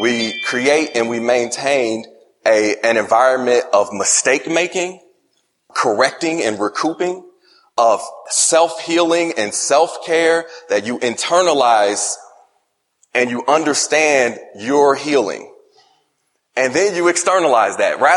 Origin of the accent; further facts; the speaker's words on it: Indianapolis, Indiana, United States; also born or lived in upstate New York; I grew up in Indianapolis, Indiana, was born in upstate New York